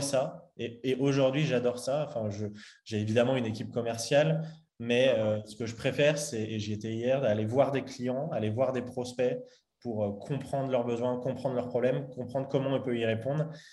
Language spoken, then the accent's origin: French; Lyon, Auvergne-Rhône-Alpes, France; j'ai grandi à Lyon